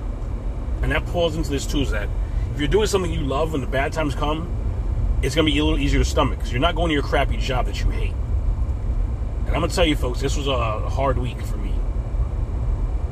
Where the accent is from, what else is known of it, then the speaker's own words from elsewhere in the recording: New York, United States; moved away as an adult; now in Florida, United States; I'm from New York, and our shoe game was a big deal to us.